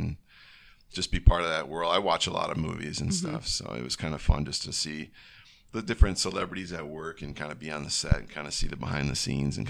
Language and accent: English; Wisconsin, Minnesota, Upper Midwest, United States; also born or lived in Los Angeles, California; now in Menomonie, United States; I am from Wisconsin, Minnesota.